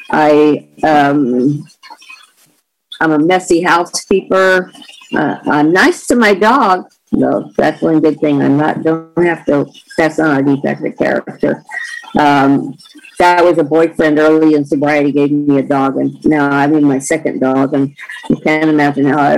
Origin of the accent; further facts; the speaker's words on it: the South, United States; now in California, United States; the rules and regulations that didn't make sense to me that were a part of growing up in the South.